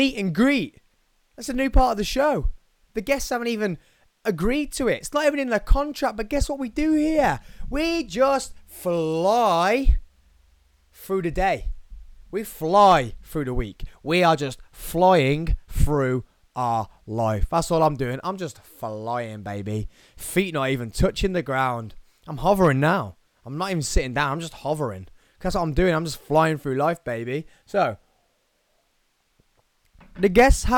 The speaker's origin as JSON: {"language": "English", "town": "Tamworth", "region": "West Midlands", "country": "United Kingdom", "tie": "born or raised there", "said": "in Tamworth, where I grew up, my hometown of Tamworth"}